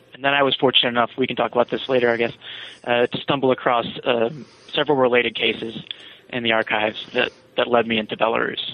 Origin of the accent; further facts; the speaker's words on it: Virginia, United States; I'm from Virginia.